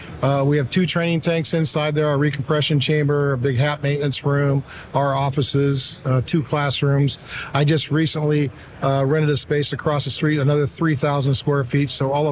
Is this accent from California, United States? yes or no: yes; San Diego, California, United States; Look, I came from San Diego. It's got the best Mexican food on the planet.